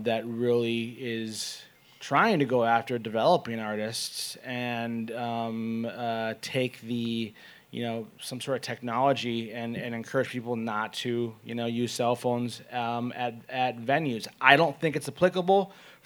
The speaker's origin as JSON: {"language": "English", "town": "Minneapolis", "region": "Minnesota", "country": "United States", "tie": "born or raised there", "said": "I'm from Minneapolis, and I grew up with a single mother"}